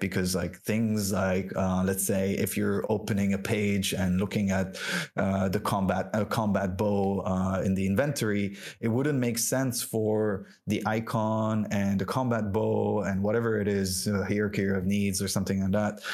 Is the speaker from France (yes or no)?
yes; France; first language French; English is a second language; moved away; also born or lived in Lebanon; i was born and raised in france um, and french was my first language um, then moved to uh, the Arab world and ended up in Lebanon.